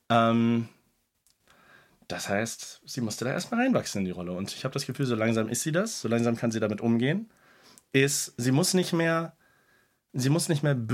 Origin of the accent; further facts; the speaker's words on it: Cologne, North Rhine-Westphalia, Germany; bin Kölner, klar.